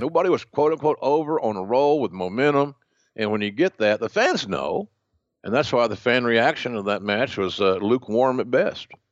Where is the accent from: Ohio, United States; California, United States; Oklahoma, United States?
Oklahoma, United States; accent: Southern; when I was a kid growing up in Oklahoma